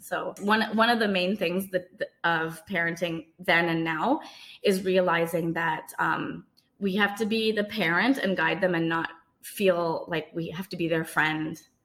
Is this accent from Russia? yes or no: no; Canada; I was born in Canada, but my parents are from Trinidad and Tobago